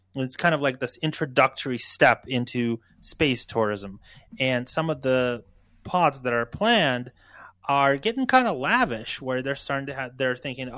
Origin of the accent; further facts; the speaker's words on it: Ukraine; moved away; I was born in Ukraine